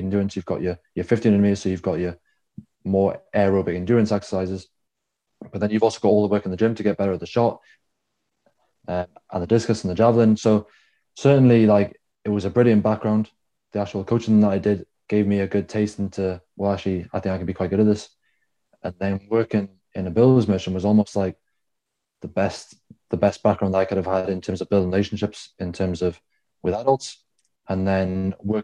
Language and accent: English; South Wales, United Kingdom; Growing up in South Wales